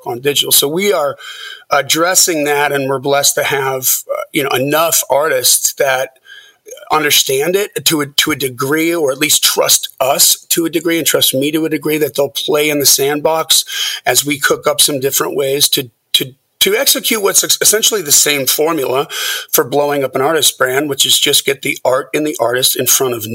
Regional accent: Lake Geneva, Wisconsin, United States; now in Nashville, United States; I grew up in Wisconsin

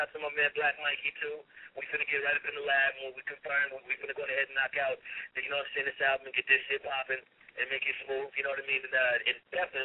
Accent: San Diego, California, United States; also born or lived in Pasadena, California / Los Angeles, California; I was born in Pasadena, California, then came to Dago as a young kid, went to elementary

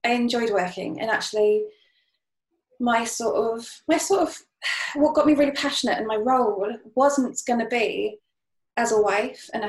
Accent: Cheltenham, South West England, United Kingdom; moved away as an adult; also born or lived in Bath / Witney; I was born in Cheltenham, went to Bath, that was it. Those two places where I had a whole load of friends and I was really comfortable.

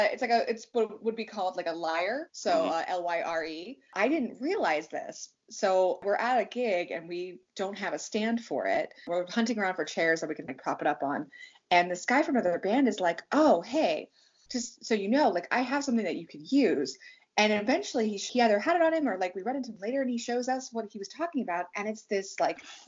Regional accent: Pittsburgh, Pennsylvania, United States; also born or lived in Virginia; I was born in Virginia, but we moved to the like Allegheny County, Pittsburgh region when I was like 3 or 4

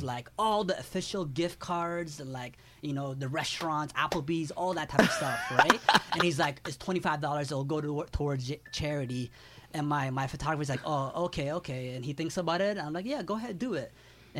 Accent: Toronto, Ontario, Canada; And I tell The Game, yo, we're from Toronto.

